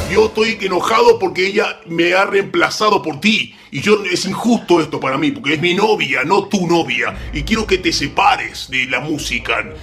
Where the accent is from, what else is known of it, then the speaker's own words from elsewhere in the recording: Argentina; accent: Argentine; Voy a ser lo menos argentino posible, chicos. Perdónenme si se me va el acento.